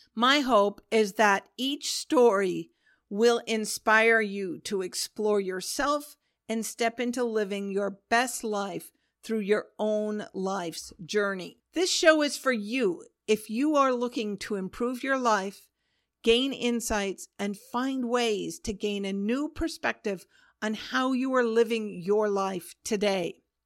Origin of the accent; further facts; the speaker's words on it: Pacific Northwest, United States; also born or lived in Oregon / Washington; I grew up in the Pacific Northwest in Oregon and Washington State of the U S